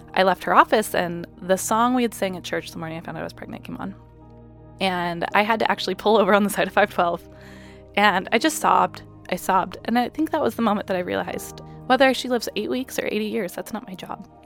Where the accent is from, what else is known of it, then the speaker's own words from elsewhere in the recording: Puyallup, Washington, United States; we're from Puyallup